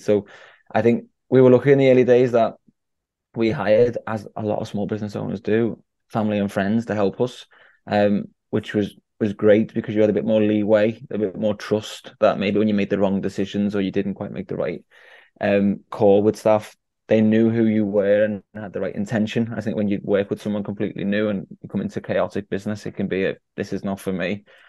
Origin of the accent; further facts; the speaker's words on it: Liverpool, North West England, United Kingdom; my hometown of Liverpool